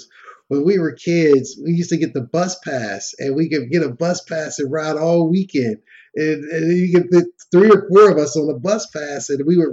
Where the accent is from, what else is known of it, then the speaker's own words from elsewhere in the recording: Pittsburgh, Pennsylvania, United States; now in Tampa, United States; I live in Tampa, Florida now, and of course I grew up in Pittsburgh